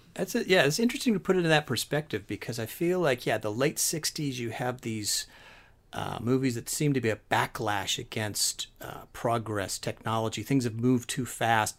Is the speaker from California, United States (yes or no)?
yes; San Francisco Bay Area, California, United States; I grew up in the San Francisco Bay Area